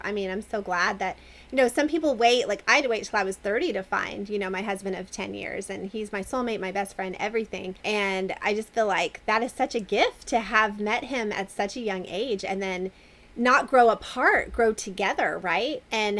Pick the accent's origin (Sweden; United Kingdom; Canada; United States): United States; Florida; also born or lived in North Carolina / Kentucky; I was born and raised in Florida. So I kind of went all over the place, but North Carolina, Florida, Kentucky, and then I finally moved out west.